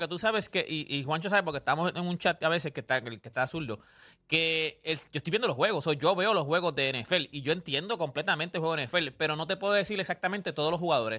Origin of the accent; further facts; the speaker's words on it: Canóvanas, Puerto Rico; also born or lived in Loíza, Puerto Rico; Yo soy, yo soy de Canóvana, de, de Loíza